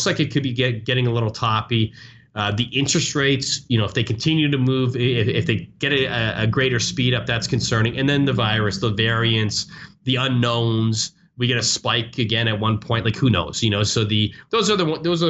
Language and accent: English; Canada; now in United States; I'm from Canada. Canada